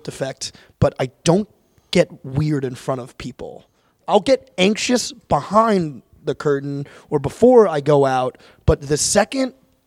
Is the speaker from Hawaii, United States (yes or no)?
no; Long Island, New York, United States; I grew up in Long Island, New York